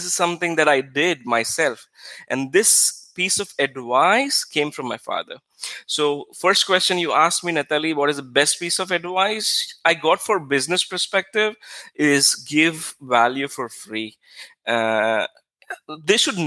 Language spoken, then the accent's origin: English; India; moved away as an adult; now in Israel; When I moved to Israel, I was very, because I came from India, I think 9 years ago something